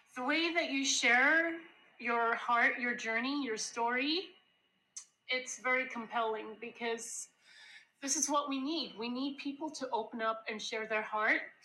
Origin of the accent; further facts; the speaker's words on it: Jamaica; so I grew up in Jamaica